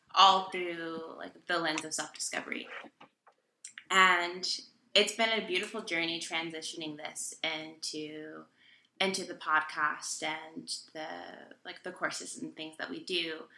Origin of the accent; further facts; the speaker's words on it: Texas, United States; moved away as an adult; also born or lived in New York City; now in North Carolina, United States; I grew up in Texas and spent a decent amount of my adult life in New York City